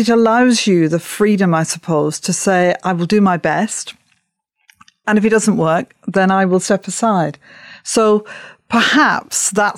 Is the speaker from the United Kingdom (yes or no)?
yes; Upholland, North West England, United Kingdom; You know, I came from Upholland, Wigan, Lancashire, Britain, the world, and so on.